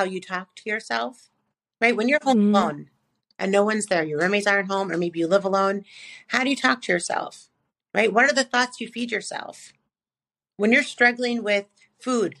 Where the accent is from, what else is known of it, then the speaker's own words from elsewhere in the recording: Chicago, Illinois, United States; I'm from Chicago, so I say pop